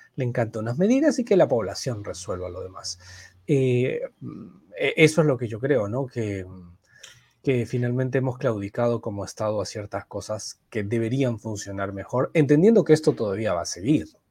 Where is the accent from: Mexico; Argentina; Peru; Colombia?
Peru; nuestra variante peruana